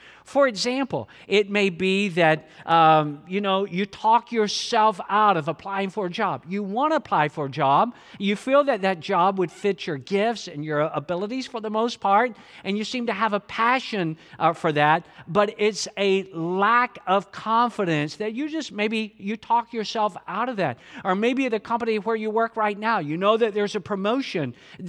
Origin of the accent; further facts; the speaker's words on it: Atlanta, Georgia, United States; a part of the home church that I grew up in the Atlanta metro area.